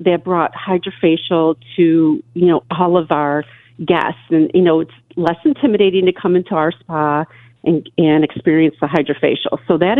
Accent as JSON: {"language": "English", "town": "Buffalo", "region": "New York", "country": "United States", "tie": "born or raised there", "said": "I grew up in Buffalo"}